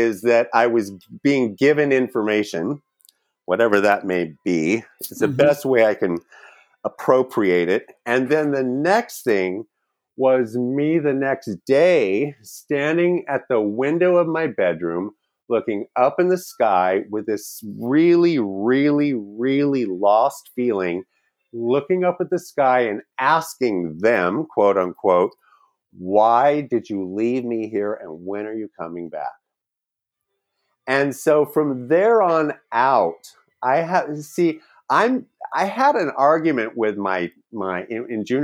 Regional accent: California, United States; also born or lived in Wyoming; now in Los Angeles, United States; we came out to California

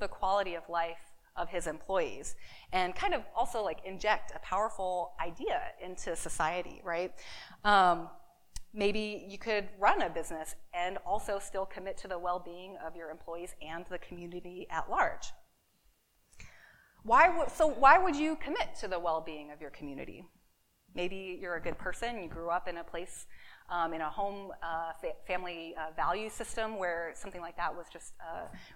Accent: Seattle, Washington, United States; my hometown of Seattle, Washington

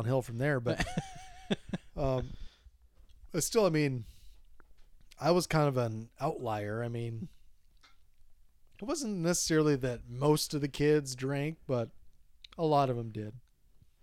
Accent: Minnesota, United States; we're both from Minnesota

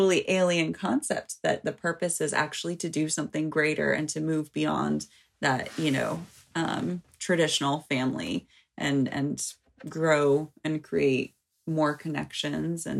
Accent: United States; as an American

